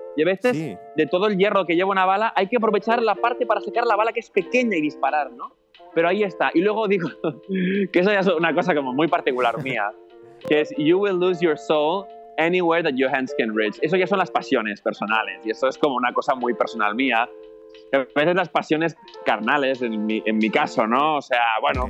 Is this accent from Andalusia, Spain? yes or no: no; Barcelona, Catalonia, Spain; yo soy de Barcelona